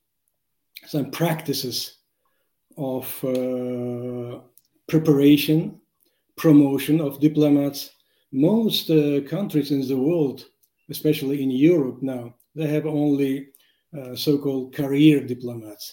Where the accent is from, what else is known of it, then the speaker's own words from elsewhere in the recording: Tashkent, Uzbekistan; English is a second language; I was born in Tashkent, and I have a scholarly background